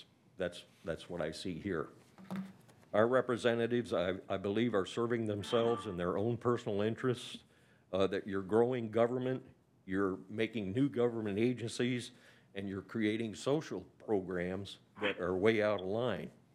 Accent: Liberty County, Georgia, United States; down in my hometown here

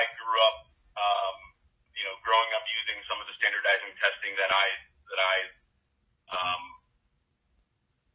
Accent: Ferguson, Missouri, United States; I grew up in Ferguson, Missouri

